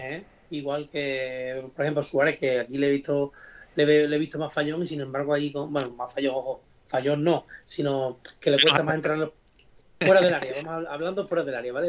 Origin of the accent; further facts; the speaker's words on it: Don Benito, Extremadura, Spain; aunque sea de Don Benito